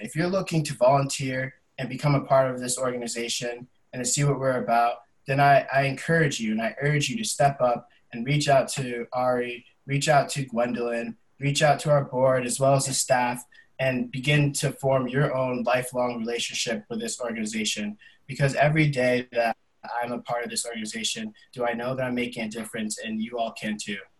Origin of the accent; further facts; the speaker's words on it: the Berkshires, Massachusetts, United States; I'm born and raised here in the Berkshires. So this is my hometown community.